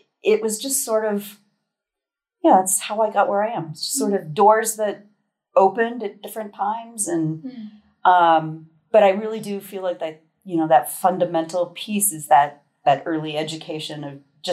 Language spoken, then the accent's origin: English; Hygiene, Colorado, United States; I grew up in Hygiene, Colorado